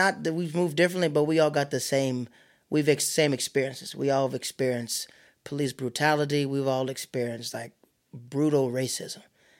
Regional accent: the South, United States; moved away as an adult; also born or lived in Florida; now in New York City, United States; I'm from the South

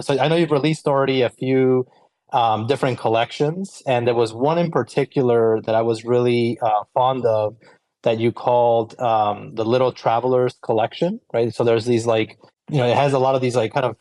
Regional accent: Colombia; I grew up in Colombia in South America, and I did a lot of horseback riding as a kid

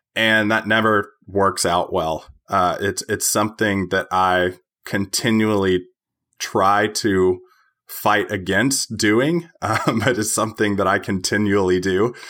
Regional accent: Tennessee, United States; I am from Tennessee.

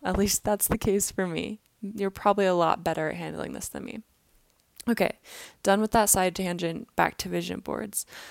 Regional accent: Kansas City, Missouri, United States; now in Utah, United States; I was in my hometown, Kansas City, for the holidays

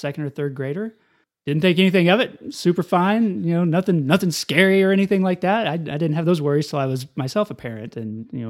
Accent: Amarillo, Texas, United States; also born or lived in Lubbock, Texas; Not born, but raised.

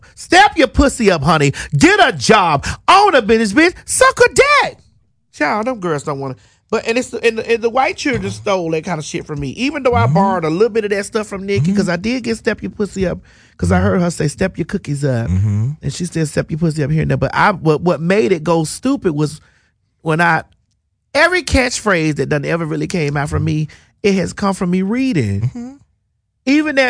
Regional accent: Florida, United States; I'm from Florida. We whoop bitches ass and go about our motherfucking business.

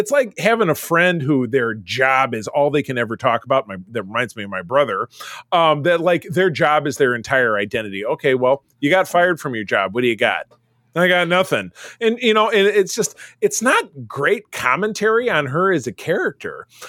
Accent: Detroit, Michigan, United States; I'm from Detroit

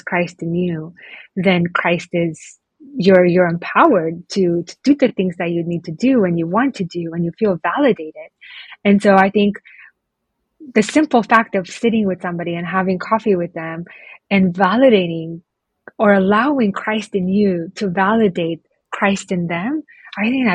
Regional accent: Oregon, United States; moved away as an adult; also born or lived in Romania; now in Bucharest, Romania; I grew up in Oregon

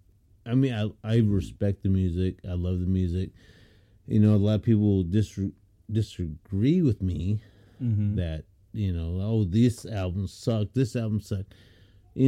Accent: Portland, Oregon, United States; I was born in Portland

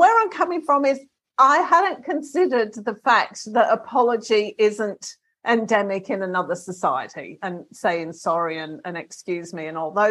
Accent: England, United Kingdom; moved away; I'm from England originally

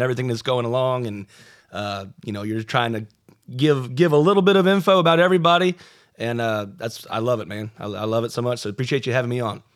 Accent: Greensboro, North Carolina, United States; I grew up in the Greensboro area

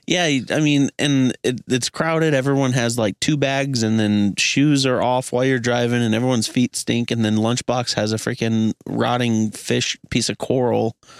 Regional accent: Missouri, United States; being from Missouri specifically it's not like we're from Hollywood or Chicago

